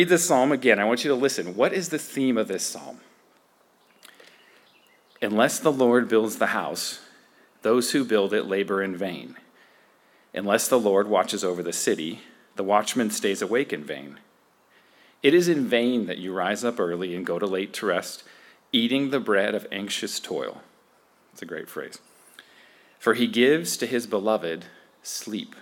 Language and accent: English; United States; American Christians